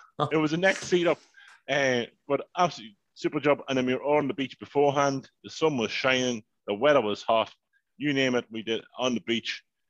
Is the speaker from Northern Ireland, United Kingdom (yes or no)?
yes; Northern Ireland, United Kingdom; It's like, I might be Northern, but I'm fucking Irish, okay?